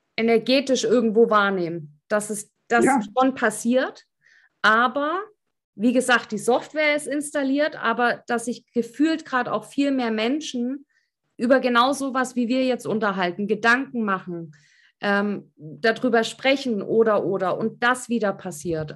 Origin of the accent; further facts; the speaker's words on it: East Germany, Germany; ich komme ja aus dem Osten